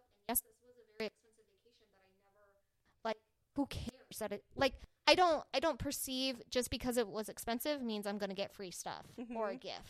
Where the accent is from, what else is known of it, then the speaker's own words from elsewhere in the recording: Phoenix, Arizona, United States; I don't come from Scottsdale, right? Like, I'm from, I'm from the East Valley.